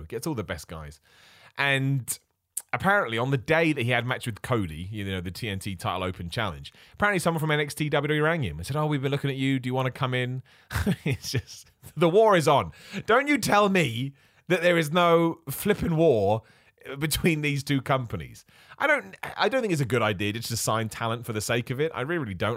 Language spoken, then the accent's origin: English; United Kingdom; I'm British, right? I'm a British wrestler